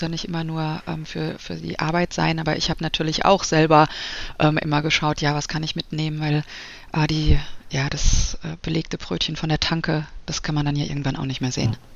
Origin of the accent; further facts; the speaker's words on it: Frankfurt, Hesse, Germany; moved away as an adult; also born or lived in Munich; now in Wiesbaden, Germany; bin eigentlich ein Frankfurter Mädchen, habe dann eine Zeit lang in München gewohnt und bin jetzt seit, ich glaube, ja, zwölf Jahren in Wiesbaden